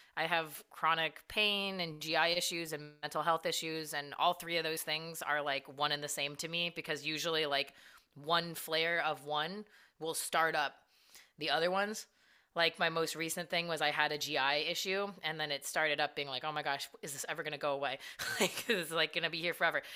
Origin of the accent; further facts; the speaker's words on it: California, United States; moved away; I'm from Cali originally also